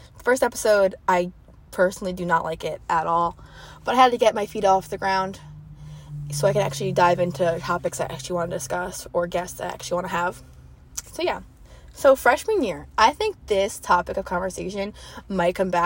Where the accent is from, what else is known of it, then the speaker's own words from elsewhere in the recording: Wantagh, New York, United States; moved away as an adult; now in Charleston, United States; I come from a small town, so I guess like they call my town, like, I'm from Wantagh, the Wantagh bubble